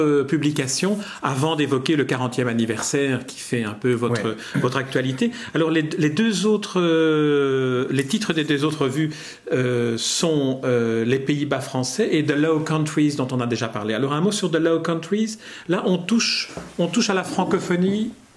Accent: Belgium; en tant que belge francophone

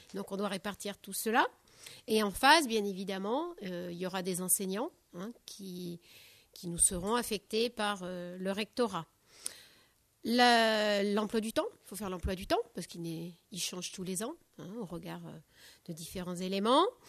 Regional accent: Charente-Maritime, Nouvelle-Aquitaine, France; moved away; also born or lived in Deux-Sèvres; je suis originaire de Charente-Maritime

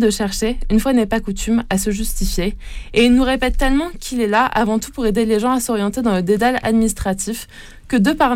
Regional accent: Italy; il finit également par lâcher que c'est parce que je suis italien qu'il est là et que ce type de contrôle est fréquent pour les étrangers communautaires.

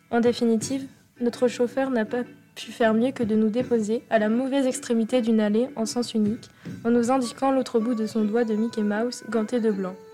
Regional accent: Besançon, Bourgogne-Franche-Comté, France; Je suis originaire d'une banlieue de Besançon, une ville jolie mais pas très animée.

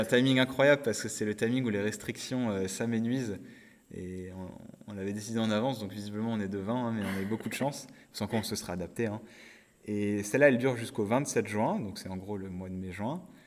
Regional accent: Nord-Pas-de-Calais, Hauts-de-France, France; also born or lived in Côte-d'Or; je suis originaire de Côte d'Or avec ma famille, mais j'ai grandi dans le Nord-Pas-de-Calais. Donc j'ai fait toute mon enfance là-bas

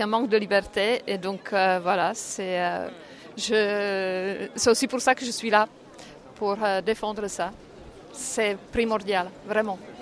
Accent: Prague, Czechia; now in France; je suis née en Tchécoslovaquie, à Prague. Donc, euh, j'ai grandi sous un régime euh, communiste

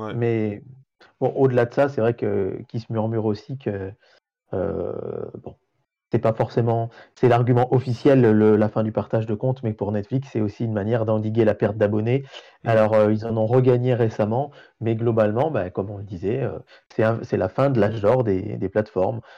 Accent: France; chez nous en France

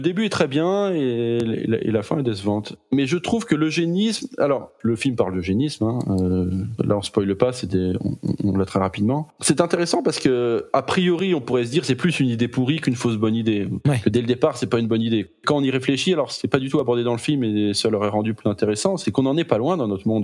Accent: France; accent: French accent; je connais mon accent français

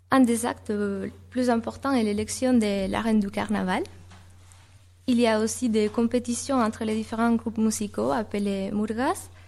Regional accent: Canary Islands, Spain; born there; Je suis née à Tenerife, l'île la, plus grande de l'archipel.

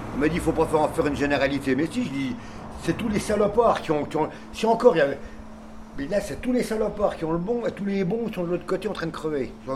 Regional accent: Nancy, Grand Est, France; also born or lived in Ars-sur-Moselle; now in Metz, France; je suis de Nancy, moi, normalement.

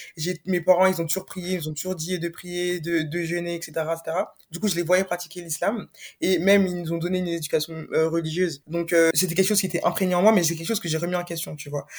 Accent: France; j'ai grandi en France

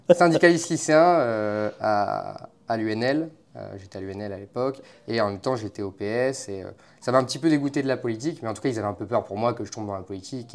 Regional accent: the North, France; accent: Nord; moved away; also born or lived in Paris region; Plus j'ai un accent du Nord

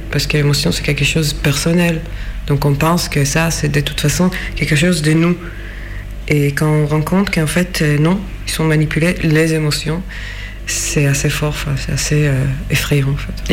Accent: Jerusalem, Jerusalem District, Israel; French is a second language; moved away; Jérusalem, qui est ville, ma ville natale de où je viens

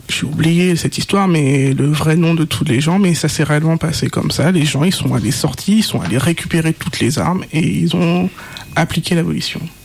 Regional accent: Guadeloupe; mon île de naissance

